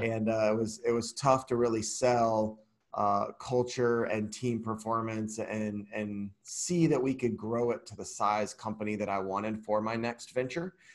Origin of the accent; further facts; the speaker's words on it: Atlanta, Georgia, United States; I was born in Atlanta, Georgia, I haven't left